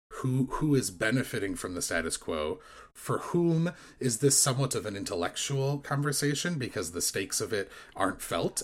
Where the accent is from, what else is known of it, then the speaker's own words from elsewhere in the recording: United States; growing up in American Christian culture